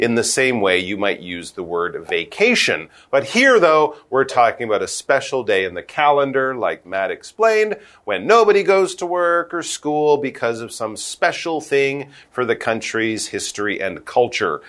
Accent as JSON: {"language": "English", "country": "Canada"}